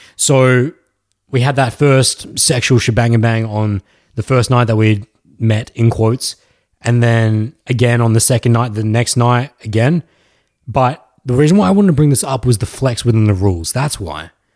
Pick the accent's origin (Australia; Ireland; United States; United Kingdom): Australia; accent: Australian; Australian accent